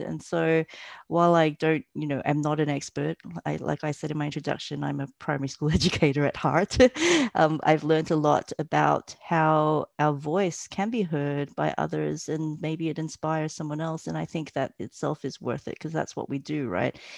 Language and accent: English; Australia; moved away as an adult; also born or lived in Malaysia; now in Berlin, Germany; I was born in Malaysia, um, and my family migrated to Australia when I was young.